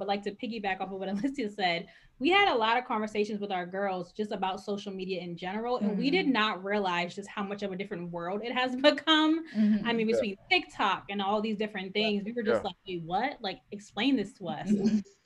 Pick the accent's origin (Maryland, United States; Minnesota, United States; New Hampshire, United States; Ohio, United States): Maryland, United States; Baltimore; also born or lived in Pennsylvania; I am from Baltimore. I grew up with all the Black people.